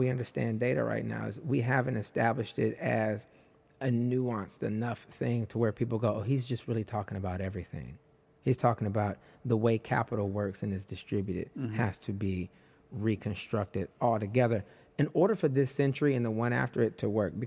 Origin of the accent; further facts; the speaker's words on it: Detroit, Michigan, United States; moved away; I'm just this little poor black kid, poor queer black kid from, I'm from Detroit originally